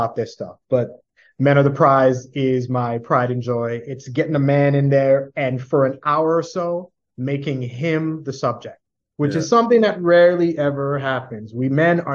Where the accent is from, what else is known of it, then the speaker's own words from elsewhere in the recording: New York City, New York, United States; I am born and bred. I am a New Yorker through and through.